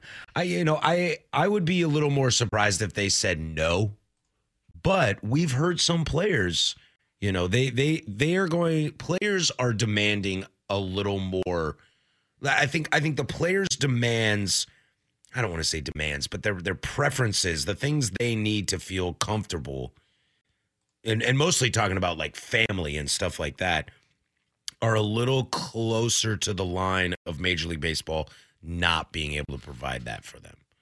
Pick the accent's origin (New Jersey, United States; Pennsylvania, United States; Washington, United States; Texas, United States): Washington, United States; now in Portland, United States; Washington. That's my home state